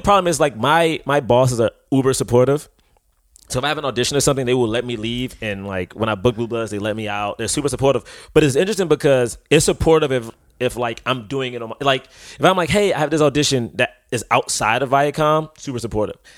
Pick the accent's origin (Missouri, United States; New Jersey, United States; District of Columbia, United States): District of Columbia, United States; Washington; now in New York, United States; I'm from Southeast DC